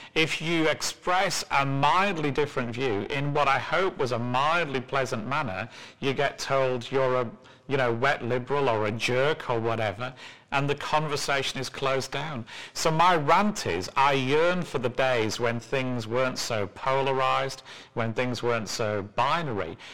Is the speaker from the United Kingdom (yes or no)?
yes; England, United Kingdom; moved away; I'm mean as well as English